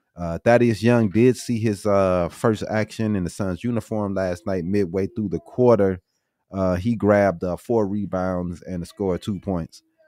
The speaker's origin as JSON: {"language": "English", "town": "St. Louis", "region": "Missouri", "country": "United States", "said": "I'm from Saint Louis"}